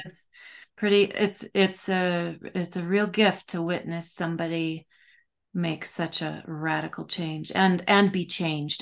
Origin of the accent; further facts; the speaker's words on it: Minnesota, United States; I'm this Minnesotan